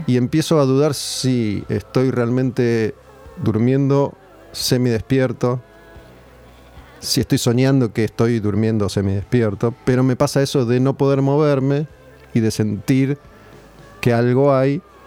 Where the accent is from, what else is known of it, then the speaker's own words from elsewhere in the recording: Argentina; muchas veces el argentino cuando viaja termina respetando las reglas, pero acá no, las queremos respetar